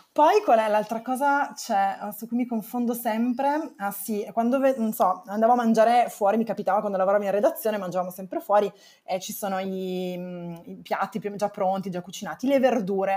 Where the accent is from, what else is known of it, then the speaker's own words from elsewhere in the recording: Turin, Piedmont, Italy; moved away as an adult; now in Rome, Italy; mi sono trasferita da Torino, perché sono di Torino